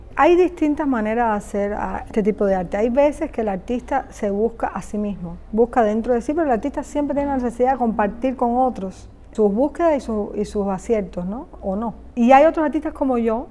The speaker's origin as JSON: {"language": "Spanish", "country": "Cuba", "tie": "born or raised there", "said": "nací en Cuba, mi carrera la hice en Cuba, es decir, mi educación artística viene de Cuba"}